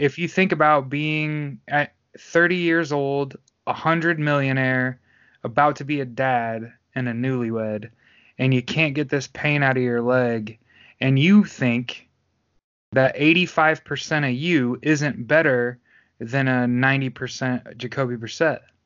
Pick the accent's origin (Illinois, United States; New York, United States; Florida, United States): Illinois, United States; Chicago; now in Indianapolis, United States; I'm from the Midwest. I, I'm a Chicago kid